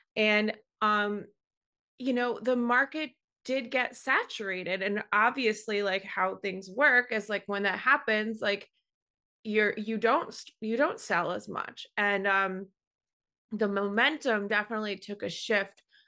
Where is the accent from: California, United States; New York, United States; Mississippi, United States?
New York, United States; I'm born and raised in New York, and I've lived in the city for over fifteen years now